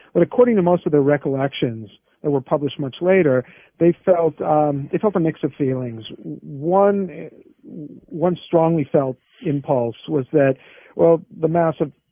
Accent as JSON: {"language": "English", "area": "Silicon Valley", "region": "California", "country": "United States", "tie": "born or raised there", "said": "I grew up in Silicon Valley"}